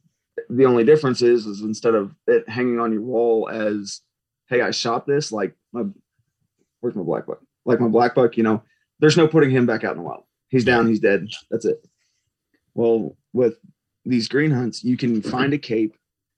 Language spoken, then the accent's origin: English; Missouri, United States; now in Texas, United States; I grew up in Missouri, tons of public land.